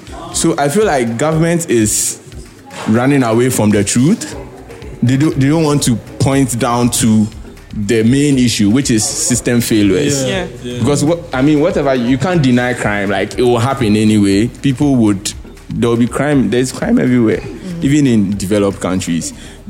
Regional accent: Ghana; And this is not something as Ghanaian, we are used to, right?

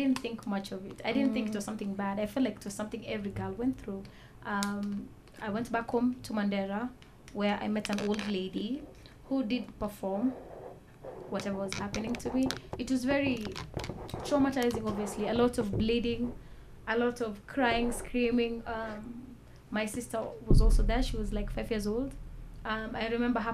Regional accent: Nairobi, Kenya; I was born and raised in Nairobi

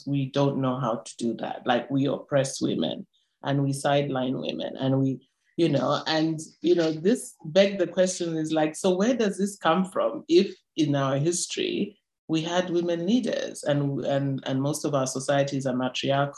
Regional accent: North-Western Province, Zambia; I'm from the Northwestern part of Zambia

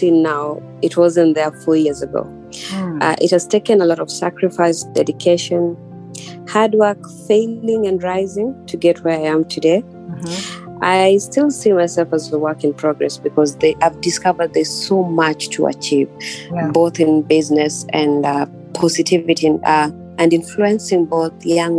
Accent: Kenya; I'm a Kenyan entrepreneur.

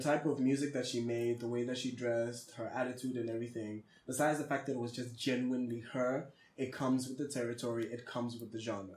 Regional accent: Botswana; I was born and raised in Botswana

